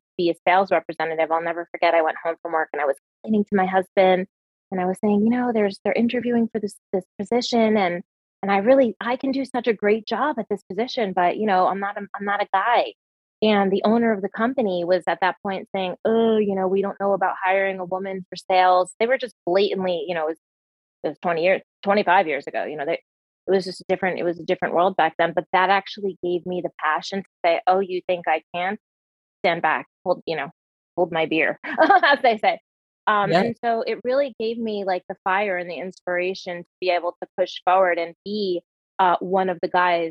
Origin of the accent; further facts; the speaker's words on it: New Jersey, United States; moved away as an adult; now in Cave Creek, United States; born and raised in New Jersey